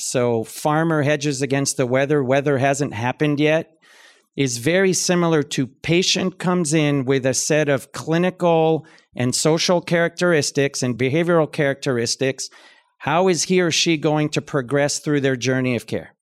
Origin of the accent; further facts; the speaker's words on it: Canada; moved away as an adult; also born or lived in London, United Kingdom; I'm Canadian, so I grew up in a different kind of health system